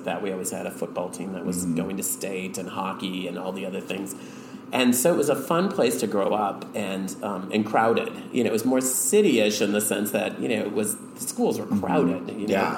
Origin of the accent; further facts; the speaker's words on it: Richfield, Minnesota, United States; I grew up in Minneapolis, in Richfield, Minnesota